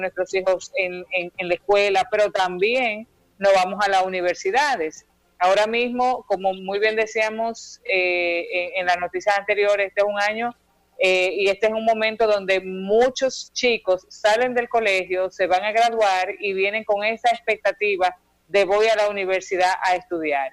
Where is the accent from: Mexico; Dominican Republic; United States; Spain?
Dominican Republic; como dominicanos